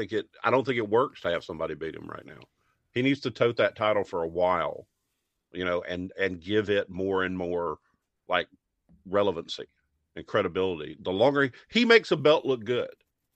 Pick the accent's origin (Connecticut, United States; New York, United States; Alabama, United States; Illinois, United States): Alabama, United States; And growing up in Alabama during the Satanic Panic, you know, where everything was of the devil